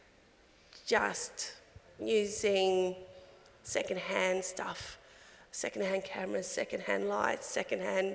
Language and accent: English; Alice Springs, Northern Territory, Australia; now in Adelaide, Australia; born and raised in Alice Springs. Currently living on Kaurna country here in Adelaide